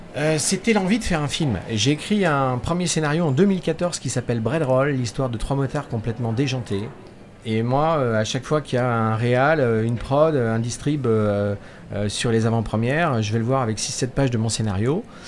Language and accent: French; Angers, Pays de la Loire, France; moved away as an adult; now in La Baule, France; je suis né à Angers